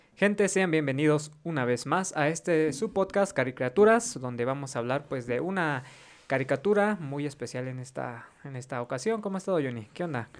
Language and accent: Spanish; Mexico; Como mexicanos